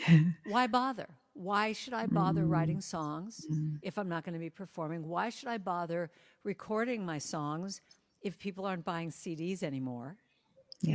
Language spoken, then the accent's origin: English; Los Angeles, California, United States; I grew up in Hollywood